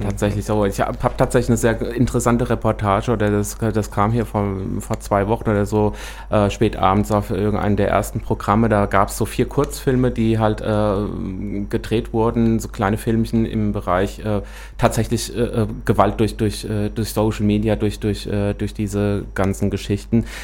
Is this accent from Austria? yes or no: no; Büdingen, Hesse, Germany; ich komme aus Büdingen, ist jetzt auch äh, nicht der Nabel der Welt und mhm. äh, Käfenrot war die Grundschule